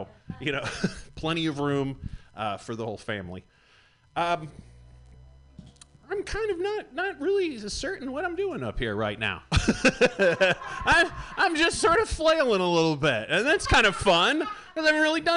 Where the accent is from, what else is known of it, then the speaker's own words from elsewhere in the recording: Michigan, United States; moved away; I am from Michigan